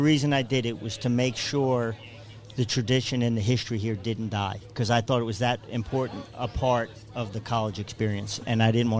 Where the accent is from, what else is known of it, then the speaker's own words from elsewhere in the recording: Long Island, New York, United States; moved away as an adult; also born or lived in Queens / Manhattan; now in Tuscaloosa, United States; Born in Queens, raised on Long Island, and moved here from Manhattan.